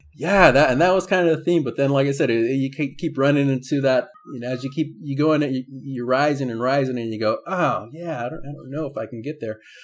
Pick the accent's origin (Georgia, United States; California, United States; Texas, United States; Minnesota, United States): California, United States; San Diego; born and raised in San Diego